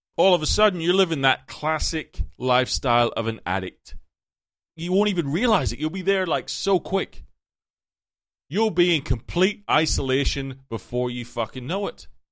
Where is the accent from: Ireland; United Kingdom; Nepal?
Ireland; moved away as an adult; as an Irish person